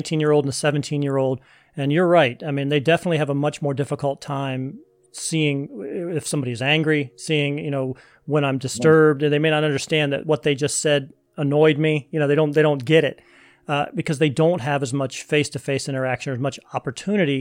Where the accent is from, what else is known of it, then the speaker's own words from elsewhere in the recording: United States; being an American